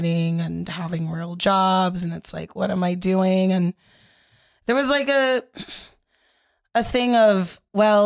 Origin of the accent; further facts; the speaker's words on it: Los Angeles, California, United States; I grew up in Los Angeles